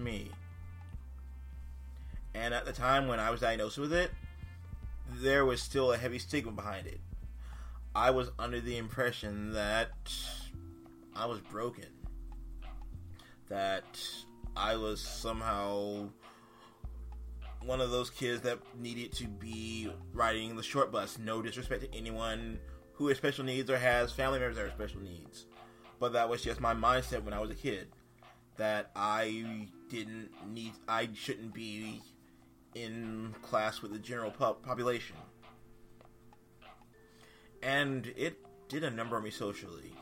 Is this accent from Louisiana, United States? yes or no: no; North Carolina, United States; now in Massachusetts, United States; I am a transplant from North Carolina. I've been living in Massachusetts for almost 2 decades now